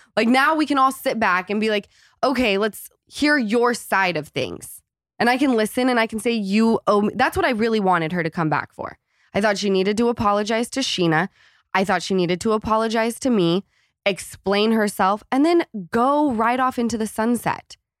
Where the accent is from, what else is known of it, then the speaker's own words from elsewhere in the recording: Utah, United States; moved away; coming from Utah